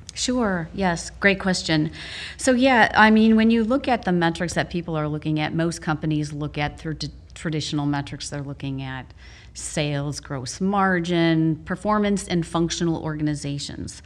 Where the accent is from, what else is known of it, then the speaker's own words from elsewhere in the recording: Wisconsin, United States; moved away; also born or lived in Naperville, Illinois; back in my home state